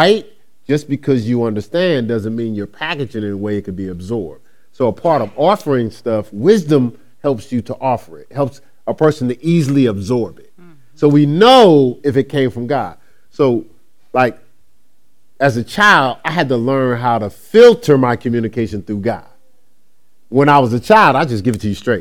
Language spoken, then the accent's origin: English; Newark, New Jersey, United States; when I grew up in Newark, New Jersey, in that culture, I was taught different